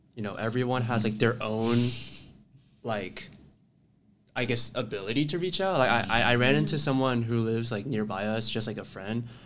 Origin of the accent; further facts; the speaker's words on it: Texas, United States; moved away as an adult; I'm from Texas